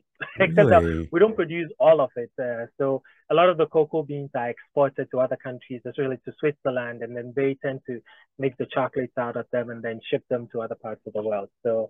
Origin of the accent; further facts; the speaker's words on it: Accra, Greater Accra, Ghana; I was born in Accra, which is the capital of Ghana. So, and my father also happens to come from, his tribe happens to come from Accra, which is the capital. So yeah, you can see I've been a city boy through and through.